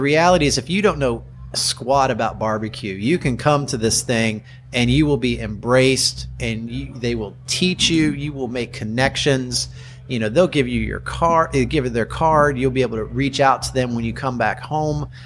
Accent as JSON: {"language": "English", "region": "Kentucky", "country": "United States", "also_born_or_lived": "Chicago area, Illinois", "moved": "yes", "lives_now": "Chicago, United States", "said": "I'm from Kentucky and I've lived in the Chicago area for 18 years"}